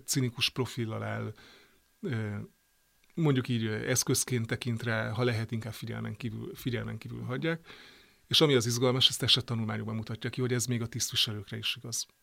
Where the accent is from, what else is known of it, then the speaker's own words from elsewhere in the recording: Great Hungarian Plain, Hungary; Én ugye Alföldi vagyok